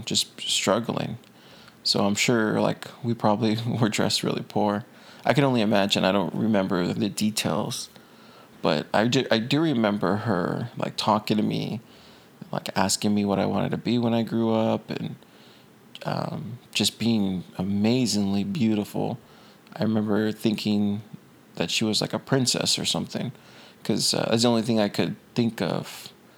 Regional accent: Corpus Christi, Texas, United States; moved away; I grew up in Corpus

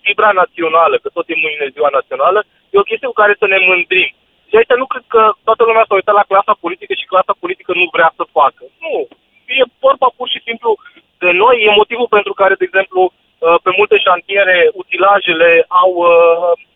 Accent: Bihor County, Romania; Eu sunt din Bihor

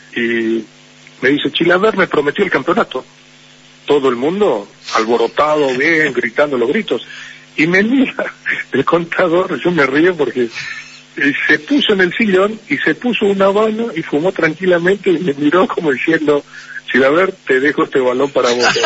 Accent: Paraguay; mi país

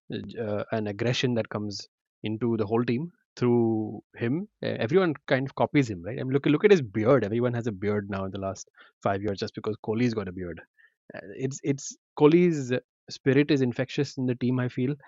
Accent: India; we as Indian fans

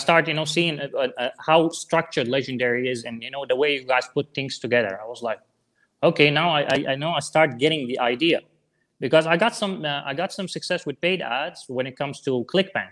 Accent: Syria; English is a second language; moved away as an adult; I'm from Syria originally

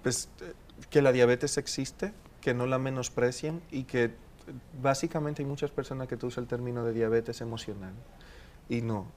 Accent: Dominican Republic; also born or lived in Colombia

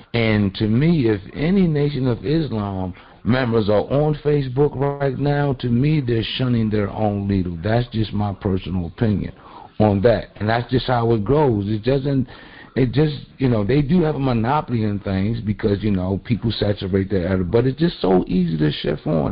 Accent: Baltimore, Maryland, United States; I'm also from the Baltimore area

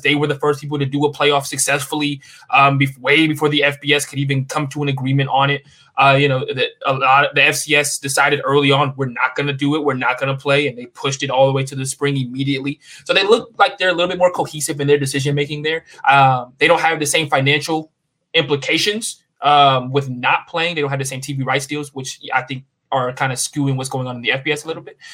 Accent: the South, United States; growing up in the South

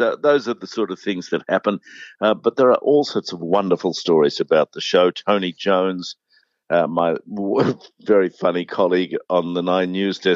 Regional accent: near Texas, southeast Queensland, Australia; now in Melbourne, Australia; I grew up near Texas in southeast Queensland

